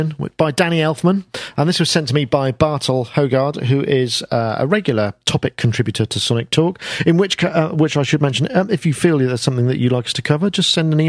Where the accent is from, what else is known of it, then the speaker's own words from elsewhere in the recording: United Kingdom; I'm British